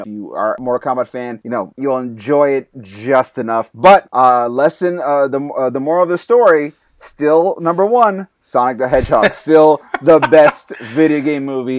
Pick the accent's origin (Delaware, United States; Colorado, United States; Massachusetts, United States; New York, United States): New York, United States; growing up in New York